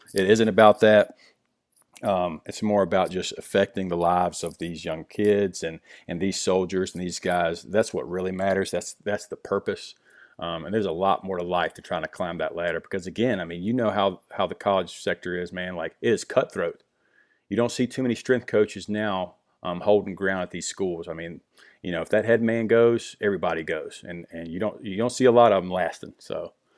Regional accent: Virginia, United States; I grew up in Virginia, um, small country town, you know, in the Blue Ridge Mountains

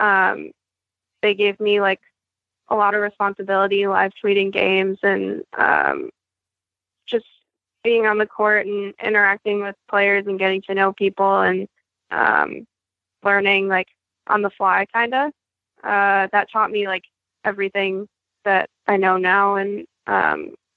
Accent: Chicago, Illinois, United States; moved away as an adult; now in San Francisco, United States; I am originally from Chicago.

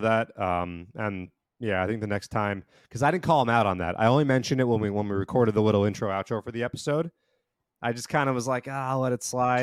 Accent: New Jersey, United States; I am from Central Jersey, which does exist.

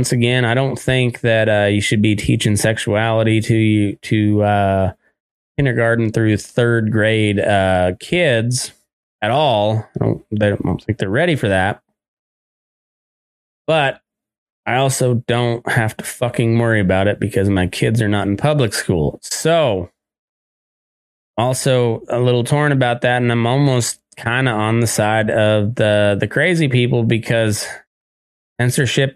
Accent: Colorado, United States; from my home state of Colorado

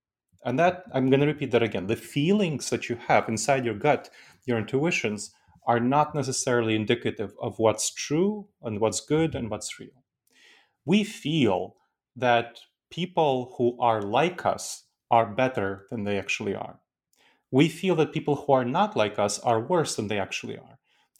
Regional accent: New York City, New York, United States; English is a second language; I grew up in the United States, and I grew up in New York City, which is a cultural melting pot. And I heard people speaking tons and tons of different accents around me. And my parents taught me to be proud of my cultural heritage. So I kept my accent.

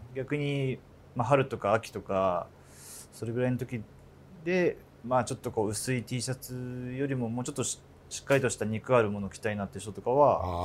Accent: Hokkaido, Japan; moved away as an adult; now in Tokyo, Japan; 僕は北海道出身でこっちこう東京出てきたのも、まあ、わりかし遅かったので

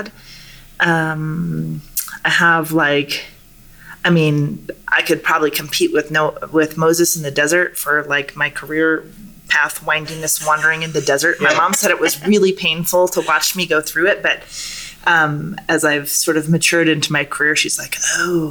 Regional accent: Alert Bay, British Columbia, Canada; I was born in Namgus Territory in Alert Bay, British Columbia, which is a little tiny island off the northeast coast of Vancouver Island

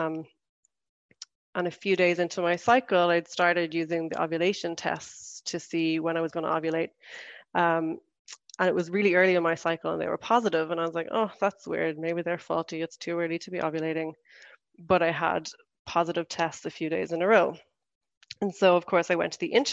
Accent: Ireland; moved away as an adult; now in Switzerland; I'm from Ireland and I've been living in Switzerland since 2017.

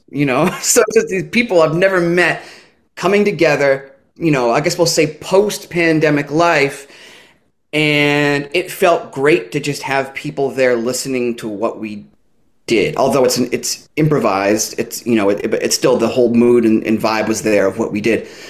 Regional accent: North Shore of Massachusetts, United States; moved away as an adult; now in Bristol, Rhode Island, United States; I'm from the North Shore of Massachusetts

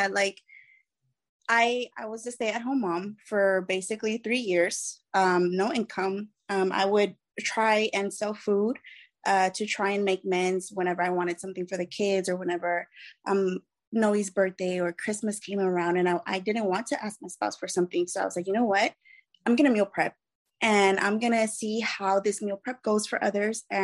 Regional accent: Mexico; I consider myself Mexican. Um, my father is a uh, Colombian, but I just consider myself Mexican as my mother raised me as a single mother before she remarried.

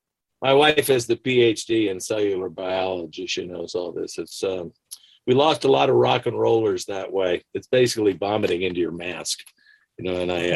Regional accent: London, Ontario, Canada; moved away; I grew up in London, Ontario. I was born here, but my mother remarried a very nice Canadian man, and went up there, and I went all the way through public and high school

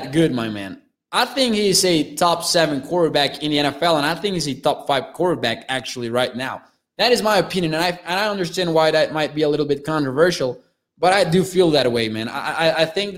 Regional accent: Mexico; I'm from Mexico

